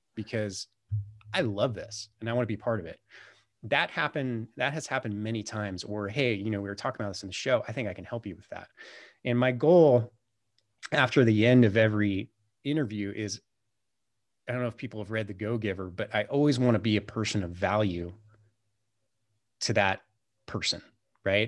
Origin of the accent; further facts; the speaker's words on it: California, United States; moved away as an adult; now in Montana, United States; I always thought growing up in California that California was the greatest state in the world